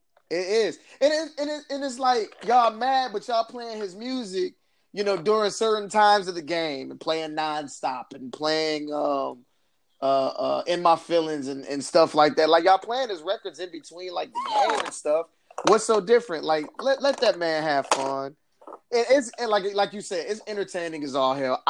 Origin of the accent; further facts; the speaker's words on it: Flint, Michigan, United States; we are both from Flint, Michigan